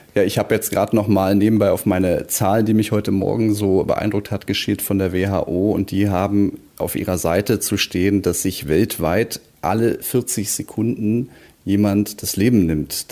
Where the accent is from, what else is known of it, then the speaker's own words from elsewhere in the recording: Berlin, Germany; als Berliner